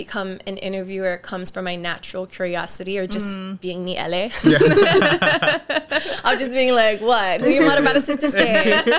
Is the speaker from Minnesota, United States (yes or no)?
no; Honolulu, Hawaii, United States; also born or lived in San Francisco / Los Angeles; I grew up in Kalihi Valley to a very big, large Hawaiian Filipino family.